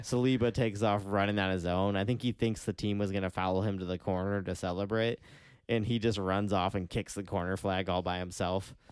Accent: United States; we're, as American fans

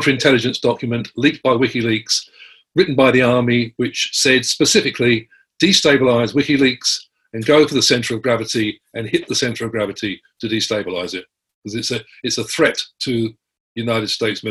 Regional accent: Australia

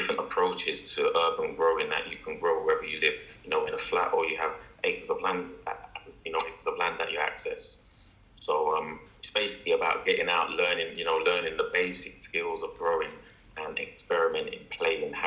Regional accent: London, United Kingdom; I'm born and bred in London

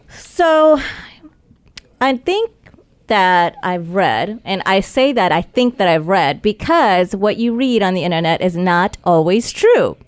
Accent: Charlotte, North Carolina, United States; I grew up in Charlotte, North Carolina

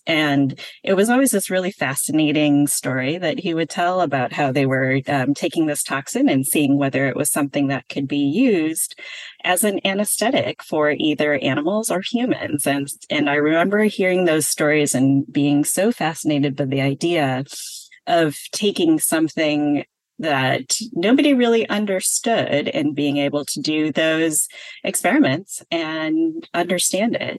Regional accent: a suburb outside of Milwaukee, Wisconsin, United States; moved away as an adult; also born or lived in Berkeley, California; I was born and raised in Wisconsin in a suburb outside of Milwaukee.

